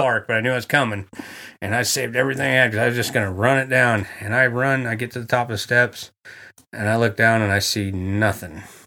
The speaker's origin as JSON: {"language": "English", "town": "Coos Bay", "region": "Oregon", "country": "United States", "tie": "born or raised there", "said": "I'm from Coos Bay, Oregon. That's where I was born"}